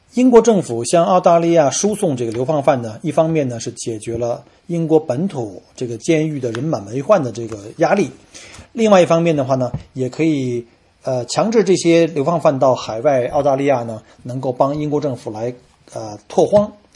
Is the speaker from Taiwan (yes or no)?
no; China; 我们中国人